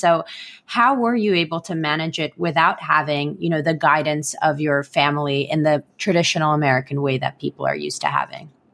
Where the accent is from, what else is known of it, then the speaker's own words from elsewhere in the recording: Israel; moved away as an adult; now in United States; I moved across the world to the United States from my home country of Israel without my family